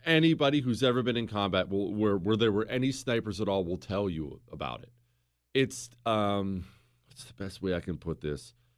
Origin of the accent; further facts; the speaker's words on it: United States; I'm not French. I'm an American